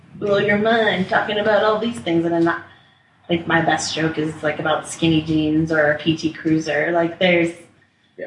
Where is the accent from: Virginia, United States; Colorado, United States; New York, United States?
Colorado, United States; Littleton; also born or lived in Washington, D.C.; now in Denver, United States; I grew up in Littleton, Colorado. I moved here when I was 10 from DC